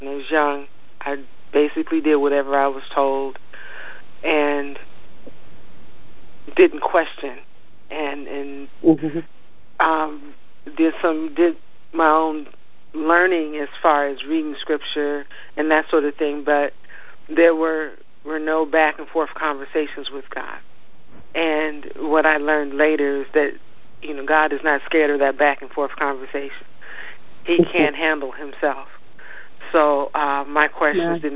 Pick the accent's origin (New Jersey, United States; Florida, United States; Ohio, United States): Ohio, United States; now in Maryland, United States; though I am not originally from Maryland, I'm from Ohio, I am a Marylander in that I love my crab